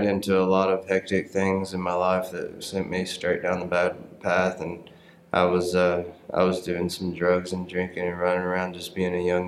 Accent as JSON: {"language": "English", "town": "Paris", "region": "Tennessee", "country": "United States", "tie": "born or raised there", "said": "where I grew up in Paris, Tennessee, was a pretty small town"}